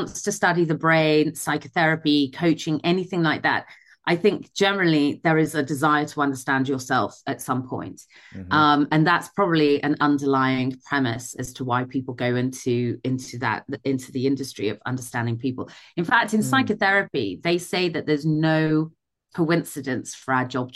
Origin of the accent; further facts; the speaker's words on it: Midlands, United Kingdom; I grew up in the Midlands in the UK. So that's where I'm from originally.